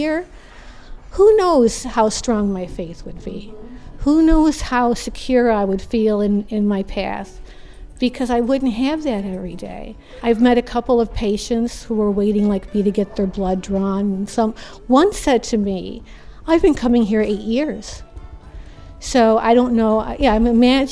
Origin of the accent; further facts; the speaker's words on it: New York, United States; moved away as an adult; now in Florida, United States; I'm from the North. I'm from New York